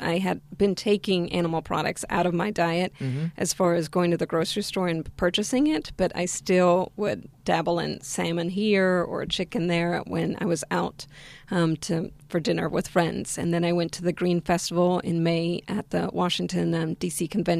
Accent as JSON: {"language": "English", "country": "Argentina", "lives_now": "United States", "said": "Well, so I'm originally from Argentina, and Argentina is known for meat-based diet."}